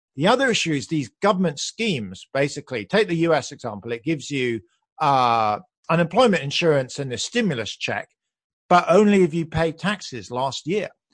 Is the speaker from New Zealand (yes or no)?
no; United Kingdom; moved away as an adult; now in United States; You can hear I'm British, but I moved to the U S back then.